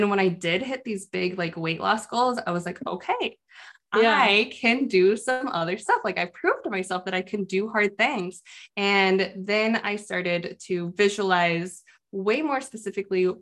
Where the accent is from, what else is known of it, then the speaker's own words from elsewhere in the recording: Phoenix, Arizona, United States; moved away; also born or lived in Midwest; I'm from Phoenix, Arizona. I'm a desert flower.